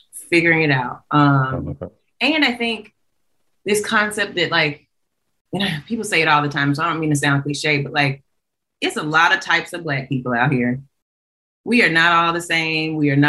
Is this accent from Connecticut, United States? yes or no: no; Montgomery, Alabama, United States; Clark was everything. I'm from Alabama.